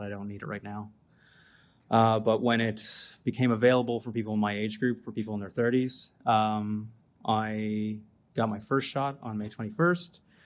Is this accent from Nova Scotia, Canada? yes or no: yes; Antigonish, Nova Scotia, Canada; I'm from Antigonish, Nova Scotia